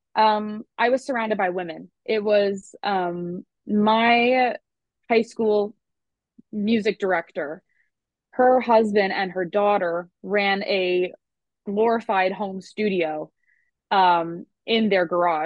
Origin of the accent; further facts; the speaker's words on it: Long Island, New York, United States; if you can hear my accent at all, you know that I'm not from the South and I am from Long Island